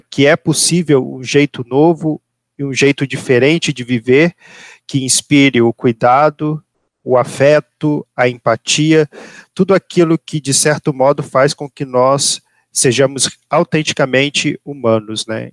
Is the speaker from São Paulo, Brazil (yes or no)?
no; Petrópolis, Rio de Janeiro, Brazil; moved away as an adult; now in Pato Branco, Brazil; eu sou nascido ali em Petrópolis, nossa terra natal.